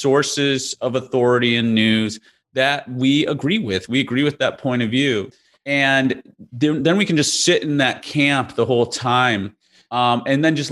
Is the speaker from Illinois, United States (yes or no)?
yes; Chicago, Illinois, United States; I grew up in Chicago in the Midwest